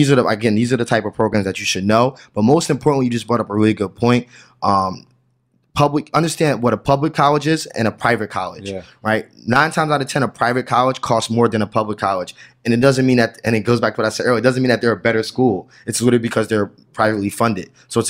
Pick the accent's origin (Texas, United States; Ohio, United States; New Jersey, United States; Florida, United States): New Jersey, United States; I just know that particular because I'm from New Jersey